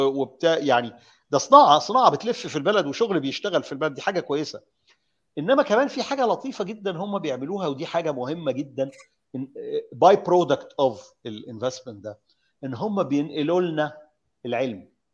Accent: Egypt; انا واحد مصري انا راجل معايا قرشين انا مصري

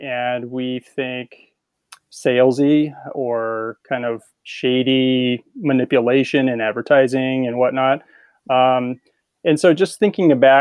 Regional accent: California, United States; I grew up in California, and so I was a surfer and beach volleyball player

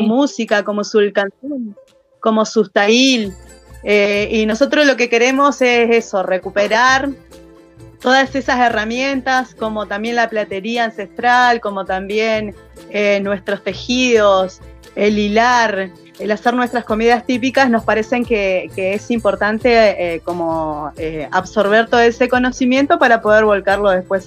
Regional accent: General Roca, Río Negro, Argentina; soy acá de Fishkum Menocó, eh, nacida y criada acá

